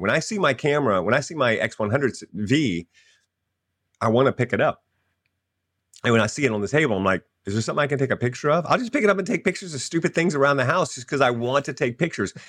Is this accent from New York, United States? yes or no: no; Louisiana, United States; I'm a Cajun because I grew up in Louisiana